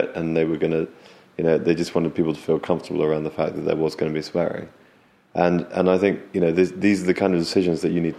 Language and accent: English; United Kingdom; also born or lived in California; now in London, United Kingdom; we're British